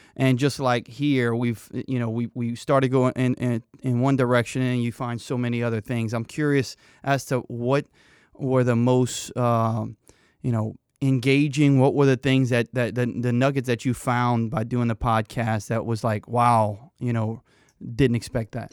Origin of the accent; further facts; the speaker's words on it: Cajun, Louisiana, United States; accent: Cajun; being Cajun